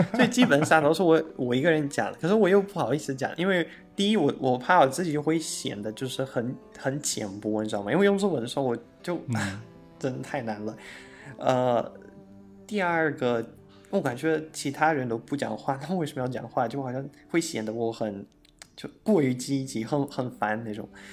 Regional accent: outskirts of Moscow, Moscow Oblast, Russia; Chinese is a second language; moved away as an adult; now in Taipei, Taiwan; 我老家在莫斯科郊外嘛，然后我每天去上学啊，去哪里都要，至少要花两个多小时吧

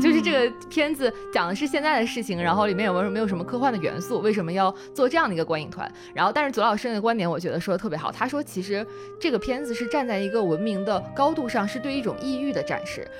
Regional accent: Northeast China, China; 我作为一个东北人

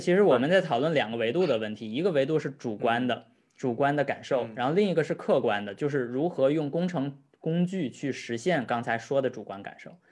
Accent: Tianjin, China; 像我们天津那边经常说俗话

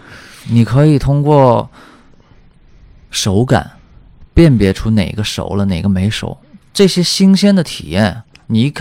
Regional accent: Shanghai, China; 我从小是在上海出生的，包括后来工作也是在大城市。

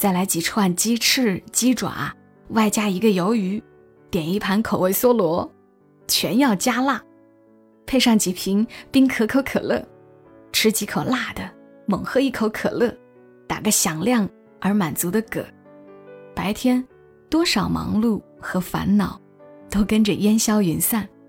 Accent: Changsha, Hunan, China; moved away as an adult; now in Shenzhen, China; 我是长沙人。虽然今年来了深圳

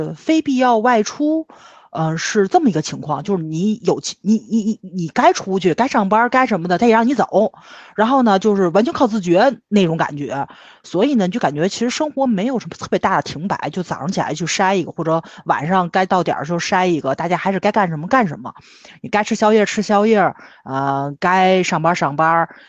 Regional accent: Tianjin, China; 加上我们天津人心也大嘛，所以我还真没觉着起伏有这么大。

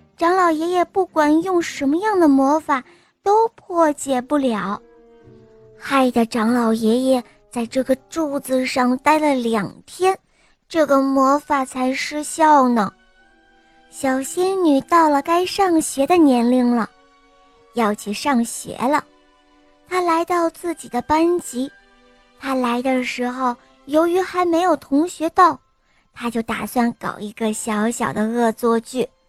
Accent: Shanghai, China; 今年五岁了，我来自上海

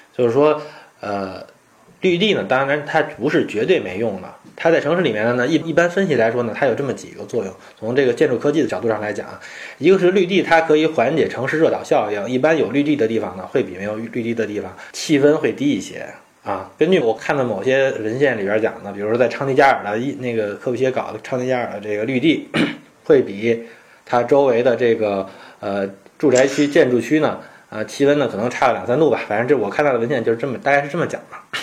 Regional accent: China; 但是我们中国人是不是活得世界最好

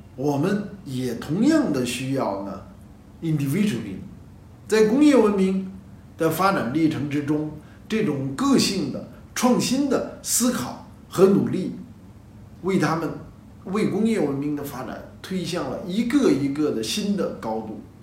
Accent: China; 我们的集体主义是我们东方的，是中国的

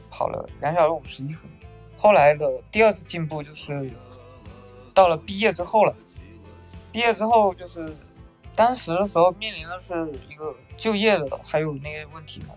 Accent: northern Fujian, China; 我老家是在，呃，福建的北部，缅北，一个，我们那边是一个山区

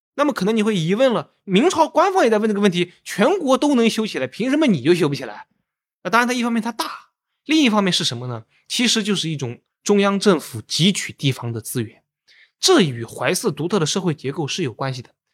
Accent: Anhui, China; 包括我是安徽人

